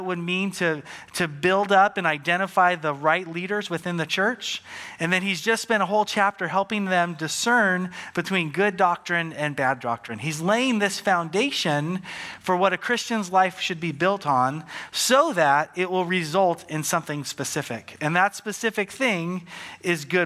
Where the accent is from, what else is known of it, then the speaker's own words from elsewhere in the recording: Santa Maria, California, United States; we grew up on the Central Coast in a city called Santa Maria.